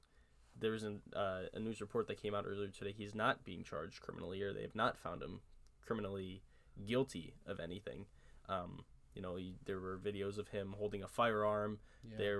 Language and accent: English; Scranton, Pennsylvania, United States; my hometown, Scranton, Pennsylvania.